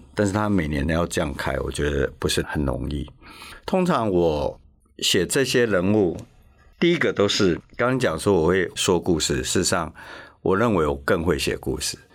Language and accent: Chinese; Taiwan; 我们台湾人